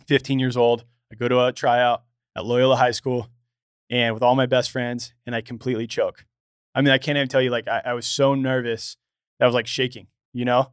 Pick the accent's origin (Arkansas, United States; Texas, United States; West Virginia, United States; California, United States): California, United States; Los Angeles; I grew up here in Los Angeles.